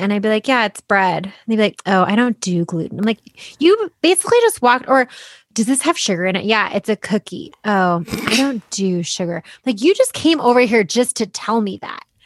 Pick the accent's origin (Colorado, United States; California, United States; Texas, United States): Colorado, United States; Boulder; I'm from Boulder and I've come to kinda hate it